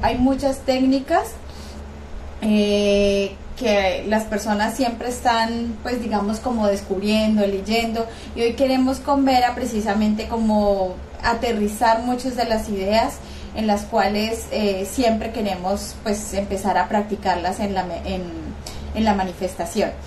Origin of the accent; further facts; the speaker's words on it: Colombia; Yo estoy en Colombia, soy colombiana.